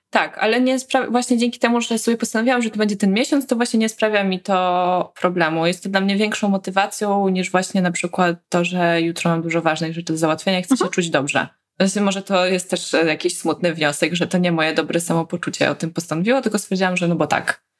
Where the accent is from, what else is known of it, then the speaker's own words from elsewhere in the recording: Poland; dorastałyśmy w tym kraju